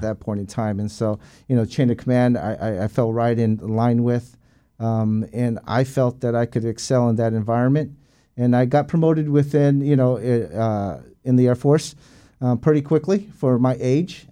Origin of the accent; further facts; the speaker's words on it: San Diego, California, United States; moved away as an adult; born and raised in San Diego, California. Uh, was there till the age of nineteen